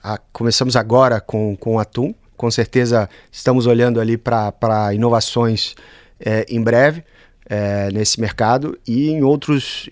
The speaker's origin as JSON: {"language": "Portuguese", "country": "Brazil", "tie": "born or raised there", "moved": "as an adult", "lives_now": "Bologna, Italy", "said": "Cresci no Brasil"}